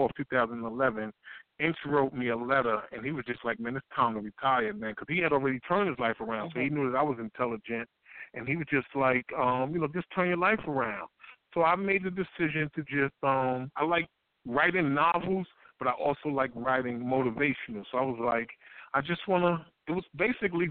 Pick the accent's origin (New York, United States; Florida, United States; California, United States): New York, United States; some of the people that I grew up with in New York